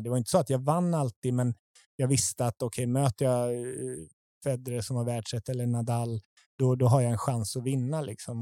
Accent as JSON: {"language": "Swedish", "town": "Tibro", "region": "Västra Götaland", "country": "Sweden", "tie": "born or raised there", "said": "jag är uppväxt i Sverige"}